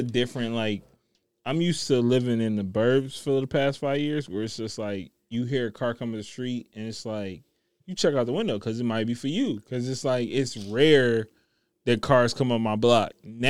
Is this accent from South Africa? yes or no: no; Jamaica; I'm Jamaican.